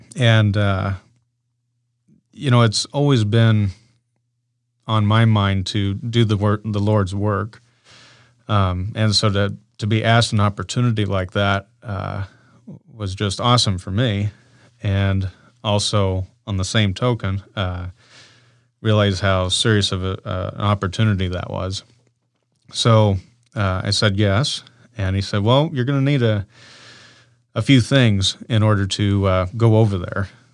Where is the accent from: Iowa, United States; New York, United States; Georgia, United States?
Iowa, United States; Council Bluffs; born and raised in Council Bluffs, Iowa